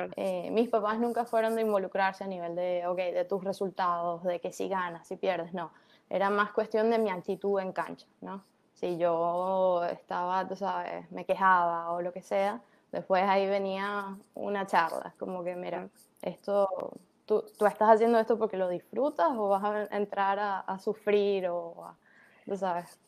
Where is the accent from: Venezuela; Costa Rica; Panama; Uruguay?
Venezuela; Caracas, Capital District; also born or lived in Maracaibo, Venezuela; now in United States; yo nací en Maracaibo, Ajá, pero eh, Después mi, mi familia se mudó a Caracas y yo prácticamente eh, crecí en Caracas